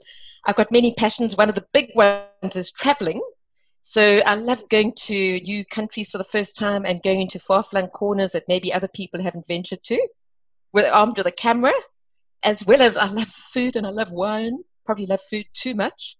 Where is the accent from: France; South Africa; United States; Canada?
South Africa; East London, Eastern Cape; moved away as an adult; also born or lived in Namibia / Grahamstown / Durban; I grew up in the Eastern Cape after originally completing my first 2 years in Namibia, first 2 years of school. And so I'm a typical Eastern Cape small town, being East London girl